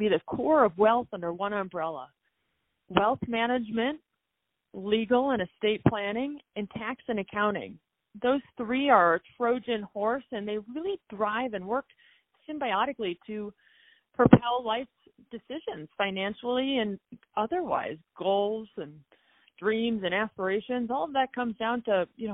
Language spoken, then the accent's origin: English; Chicago, Illinois, United States; also born or lived in Lake Placid, New York; I grew up between Chicago during the school year and Lake Placid, New York in the summers